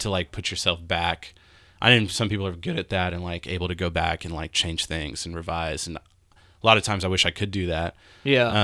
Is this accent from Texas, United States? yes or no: yes; Houston, Texas, United States; growing up in Houston where you have to drive everywhere.